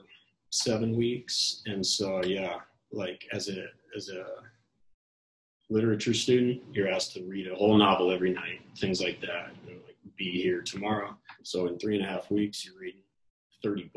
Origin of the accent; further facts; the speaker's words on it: Colorado Springs, Colorado, United States; moved away as an adult; I grew up in Colorado Springs, Colorado, all my life